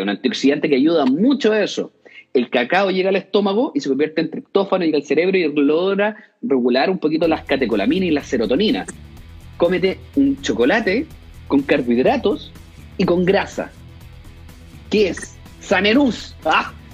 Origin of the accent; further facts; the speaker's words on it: Concepción, Biobío, Chile; Yo soy de Concepción